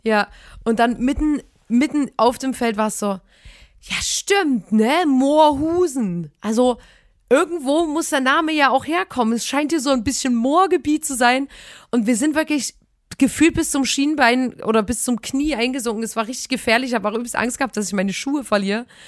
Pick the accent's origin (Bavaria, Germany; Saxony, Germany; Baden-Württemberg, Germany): Saxony, Germany; Chemnitz; wir kommen ja aus, aus einer richtig fetten Stadt Chemnitz